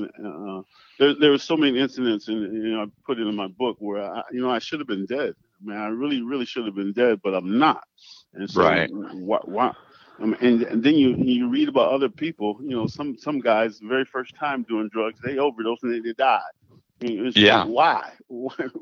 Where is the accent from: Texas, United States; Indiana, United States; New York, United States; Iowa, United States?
New York, United States; Penn Yan; moved away; little hometown back in Pinyon, New York